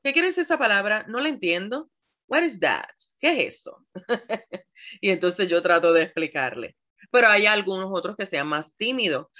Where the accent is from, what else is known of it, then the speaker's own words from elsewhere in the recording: Puerto Rico; yo soy puertorriqueña